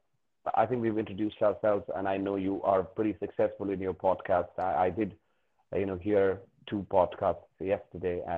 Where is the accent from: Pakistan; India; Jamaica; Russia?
India; Darjeeling, West Bengal; moved away as an adult; also born or lived in Delhi / Gurgaon / Noida / United Kingdom; I have my own firm here in Darjeeling, West Bengal